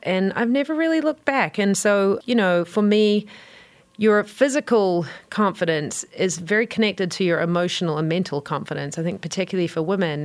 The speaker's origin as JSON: {"language": "English", "country": "New Zealand", "said": "you can tell probably from my accent, I'm from New Zealand"}